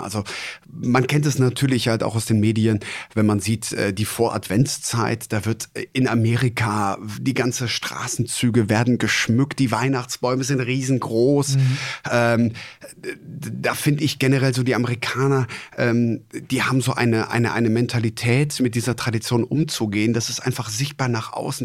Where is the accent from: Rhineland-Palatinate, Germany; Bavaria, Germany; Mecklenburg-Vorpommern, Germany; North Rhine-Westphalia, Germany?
Rhineland-Palatinate, Germany; Traben-Trarbach; moved away; also born or lived in Kreis Heinsberg; ich bin mit dem Karneval groß geworden. Jetzt nicht ja. in Hochburgen wie jetzt äh, Düsseldorf oder Köln, ähm, sondern eher auch im äh, Mosel-ländlichen Bereich. Ich ah. komme ja gebürtig aus Traben-Trabach